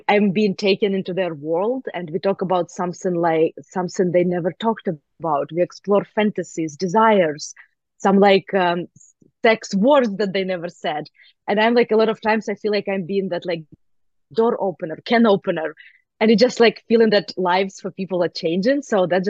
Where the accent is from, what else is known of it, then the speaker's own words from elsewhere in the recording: Ukraine; moved away; I grew up in Ukraine